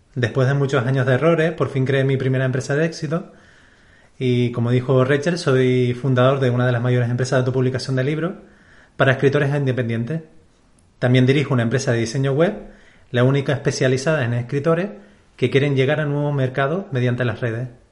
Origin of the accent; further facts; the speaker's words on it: Canary Islands, Spain; nací aquí en Canarias